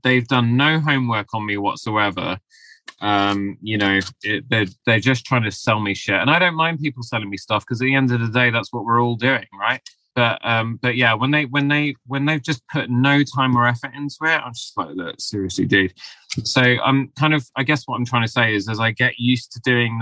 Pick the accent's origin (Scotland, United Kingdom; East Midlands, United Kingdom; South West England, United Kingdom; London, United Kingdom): London, United Kingdom; I was born here in London, but I have Asian Mediterranean ancestry